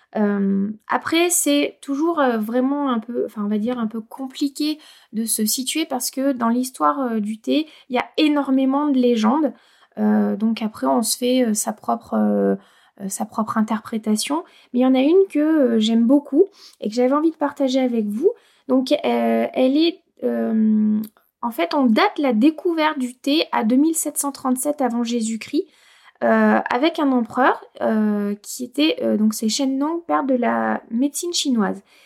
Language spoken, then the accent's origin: French; Auvergne-Rhône-Alpes, France; chez nous en Auvergne